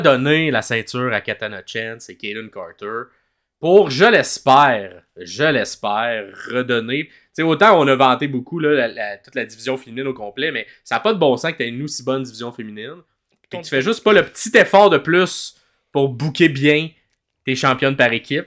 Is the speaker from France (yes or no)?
no; Quebec, Canada; Je suis québécois